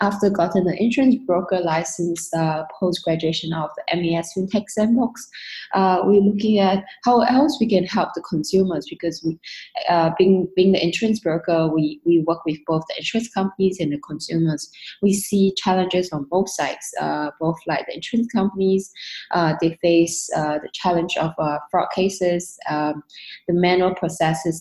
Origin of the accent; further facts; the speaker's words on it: Singapore; also born or lived in London, United Kingdom; I moved back to Singapore from London back in 2013. Mainly was because of my family